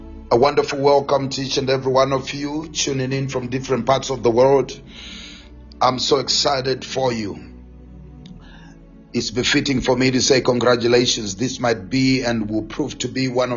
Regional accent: Gweru, Midlands, Zimbabwe; moved away; Zimbabwe, Gweru, my hometown

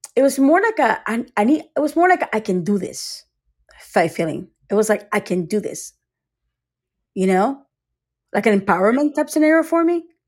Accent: United States; also born or lived in Costa Rica / Tampa, Florida; now in Sarasota, United States; I was born in Costa Rica was raised in America, but I was in Costa Rica until age eight or so, eight or nine

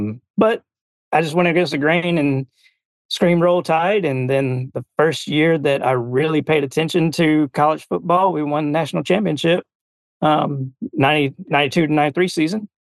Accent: Valley, Alabama, United States; accent: Southern; moved away as an adult; also born or lived in Beulah, Alabama / Montgomery, Alabama; I'm originally from a little town, Valley, Alabama. It's right on the Valley and Georgia border on, if you're going up 85.

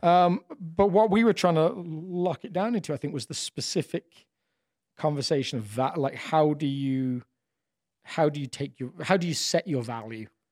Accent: England, United Kingdom; moved away; being a, an English person in a different country

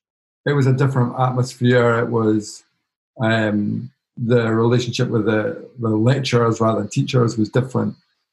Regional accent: Edinburgh, Scotland, United Kingdom; I grew up in Edinburgh.

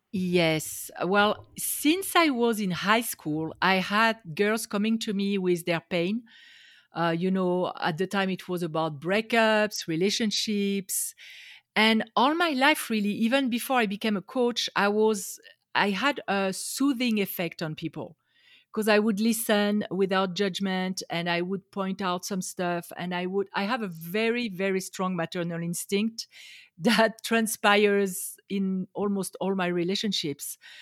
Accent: France; English is a second language; moved away as an adult; now in Las Vegas, United States; I grew up in France. I am now in the U S, in Las Vegas, Nevada

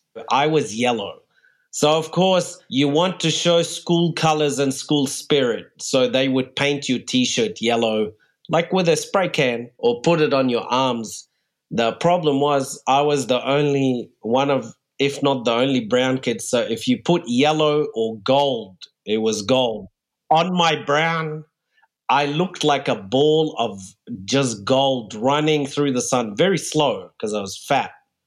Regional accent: Saudi Arabia; born there; also born or lived in Egypt / New Zealand / Australia / Germany; I was born in Saudi Arabia and then moved to Egypt, then New Zealand, then Australia.

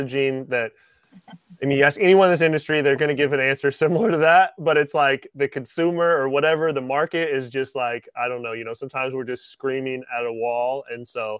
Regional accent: Washington, United States; moved away; I grew up in Washington

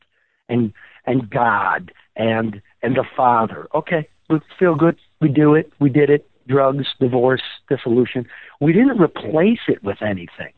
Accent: Midwest, United States; moved away; also born or lived in West Coast

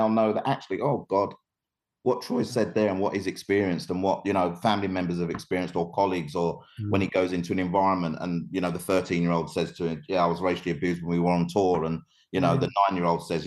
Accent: London, United Kingdom; I was born in Hackney, East London. I couldn't be more Cockney not Cockney

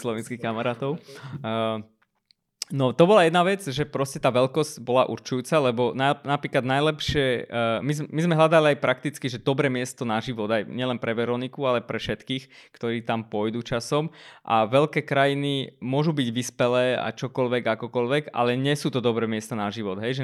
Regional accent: Armenia; now in Slovakia; ja som z Arménska

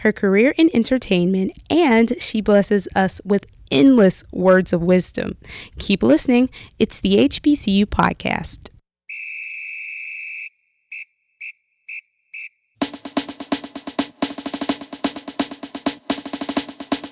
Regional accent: Decatur, Georgia, United States; also born or lived in Atlanta, Georgia / Florida; I was born in Atlanta, raised in Decatur

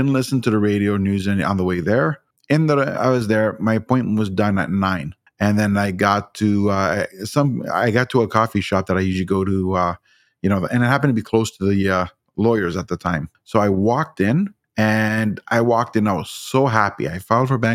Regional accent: Ontario, Canada; I'm from Ontario

